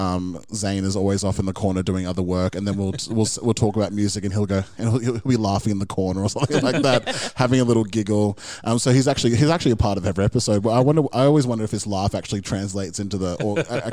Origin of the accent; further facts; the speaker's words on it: Brisbane, Queensland, Australia; we're from Brisbane